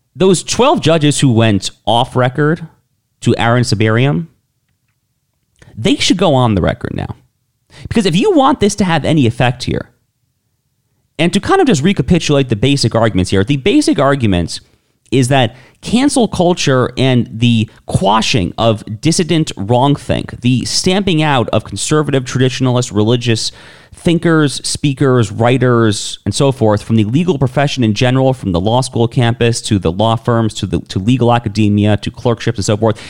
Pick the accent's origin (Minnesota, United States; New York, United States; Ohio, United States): New York, United States; out of New York State, out of my home state, out of my home state, which has become as blue as they come